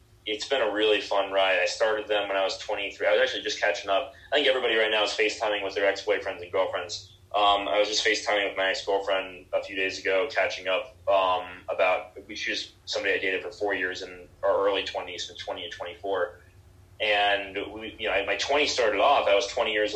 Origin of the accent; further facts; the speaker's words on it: Miami, Florida, United States; also born or lived in Seattle; now in Denver, United States; I'm from Miami originally.